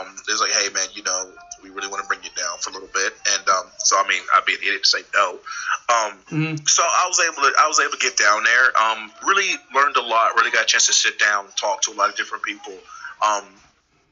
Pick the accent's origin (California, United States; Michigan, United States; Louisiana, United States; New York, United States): New York, United States; White Plains; moved away as an adult; I'm originally from New York, from White Plains, Mount Vernon area, Westchester mm-hmm. County. Came down here kind of to go to school, and I never really left